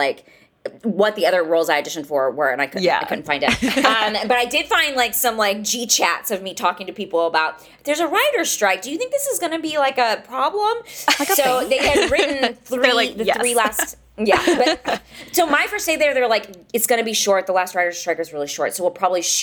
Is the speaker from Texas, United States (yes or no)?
yes; Marshall, Texas, United States; also born or lived in Austin; I'm from Northeast Texas. I'm from a town called Marshall. I worked at the public library when I was in high school